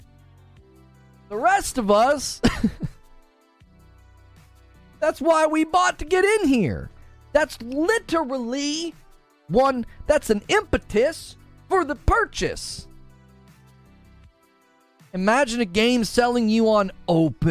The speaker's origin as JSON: {"language": "English", "region": "Northern Ohio", "country": "United States", "tie": "born or raised there", "said": "I grew up in Northern Ohio going to Cedar Point"}